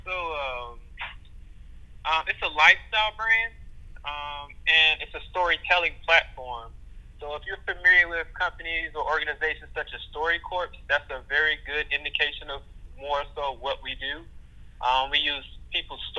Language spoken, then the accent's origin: English; Tallahassee, Florida, United States; also born or lived in Michigan; I'm from Tallahassee, Florida, went to a school here by the name of Florida State University School